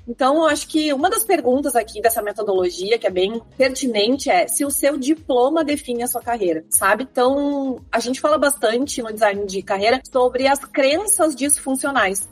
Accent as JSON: {"language": "Portuguese", "town": "Porto Alegre", "region": "Rio Grande do Sul", "country": "Brazil", "said": "eu sou aqui de Porto Alegre"}